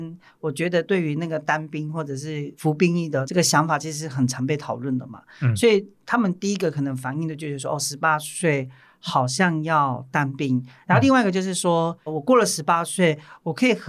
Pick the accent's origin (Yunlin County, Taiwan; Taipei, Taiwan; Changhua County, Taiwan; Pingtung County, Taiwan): Pingtung County, Taiwan; Majia; 我是来自屏东马家的族人